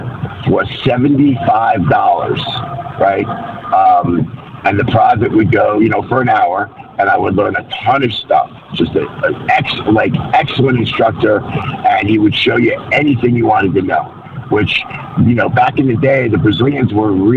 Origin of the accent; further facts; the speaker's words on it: New York, United States; moved away as an adult; also born or lived in Torrance, California; I'm a New Yorker, born and raised